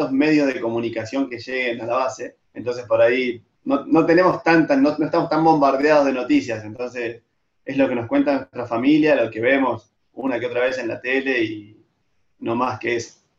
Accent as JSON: {"language": "Spanish", "town": "Río Gallegos", "region": "Santa Cruz", "country": "Argentina", "tie": "born or raised there", "said": "Siempre tuve contacto con el tema antártico, ya que yo me crié en el sur, en Río Gallegos."}